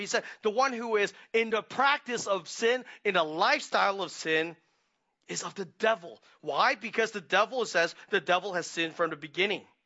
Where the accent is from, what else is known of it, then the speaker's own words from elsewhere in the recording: Hong Kong; moved away; we were growing up in Hong Kong